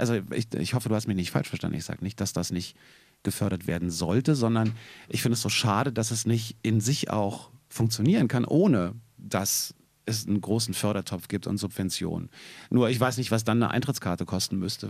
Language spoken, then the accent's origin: German; Berlin, Germany; Als Berliner